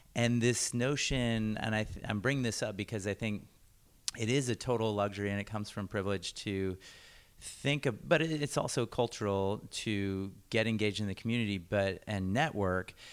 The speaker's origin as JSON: {"language": "English", "town": "Washington", "region": "District of Columbia", "country": "United States", "tie": "born or raised there", "also_born_or_lived": "Virginia", "moved": "as an adult", "lives_now": "Portland, United States", "said": "I grew up in D C"}